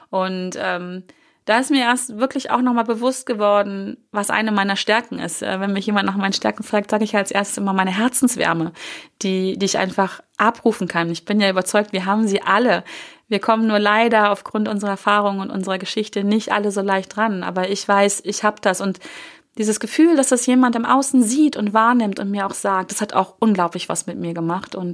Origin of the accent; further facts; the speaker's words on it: Hanover, Lower Saxony, Germany; Die hatten einen, einen ähm, Büromaschinenladen, hieß es damals hier, ähm, in Hannover, wo ich groß geworden bin.